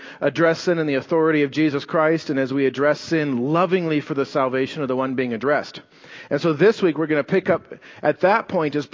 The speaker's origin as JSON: {"language": "English", "country": "United States", "said": "We're Americans"}